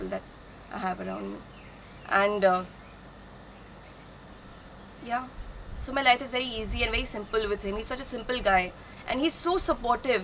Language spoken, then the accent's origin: English; Guwahati, Assam, India; also born or lived in Delhi; we are from Guwahati